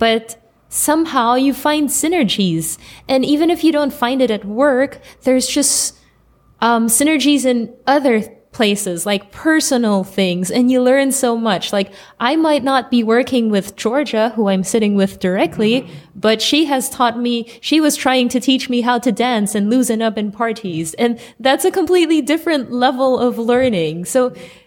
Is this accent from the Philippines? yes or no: yes; Philippines; also born or lived in Germany / Indonesia; now in Jordan; I am originally from the Philippines, and I've lived in Germany, Indonesia, and now currently in Jordan